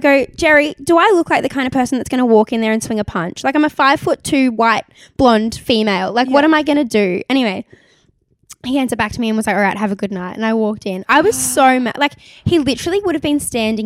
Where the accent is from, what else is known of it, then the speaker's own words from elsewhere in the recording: Gold Coast, Queensland, Australia; now in New South Wales, Australia; I'm originally from the Gold Coast